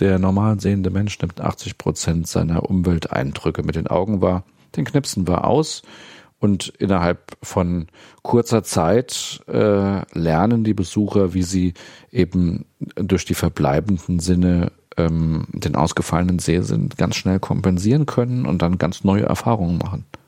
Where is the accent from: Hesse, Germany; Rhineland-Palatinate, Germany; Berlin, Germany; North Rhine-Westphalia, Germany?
Hesse, Germany; Dieburg; moved away as an adult; also born or lived in Friedberg / Marburg / Kassel; geboren bin ich in Dieburg, da wohne ich auch jetzt wieder nach äh, längerer Pause. Ähm, hab zunächst damals die Schule für Blinde in Friedberg besucht.